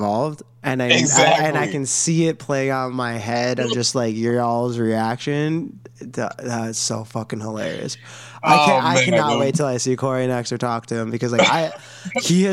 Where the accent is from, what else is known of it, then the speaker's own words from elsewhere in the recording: Lodi, Wisconsin, United States; I think you've been to my hometown. I think I brought you into Lodi once